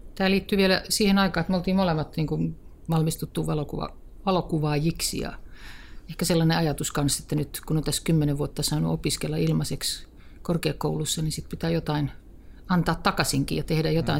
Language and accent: Finnish; Kirkkonummi, Uusimaa, Finland; No mä oon kotoisin Kirkkonummelta ja tuota, asuin lapsuuteni todella hienon metsäirämaan vieressä